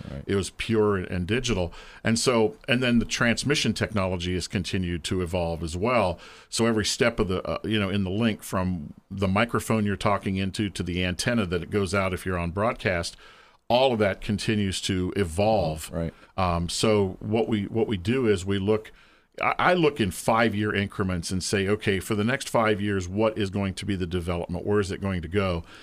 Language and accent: English; Lancaster, Ohio, United States; wound up back here in my hometown of Lancaster